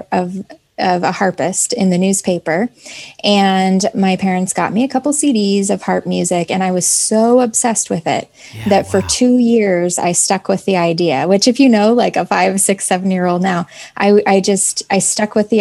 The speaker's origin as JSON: {"language": "English", "town": "Boise", "region": "Idaho", "country": "United States", "tie": "born or raised there", "said": "I grew up in Boise, Idaho"}